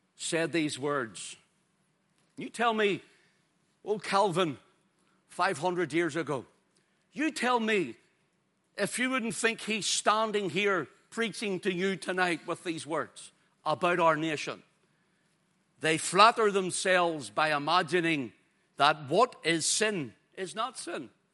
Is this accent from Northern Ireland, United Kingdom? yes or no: yes; Ulster, Northern Ireland, United Kingdom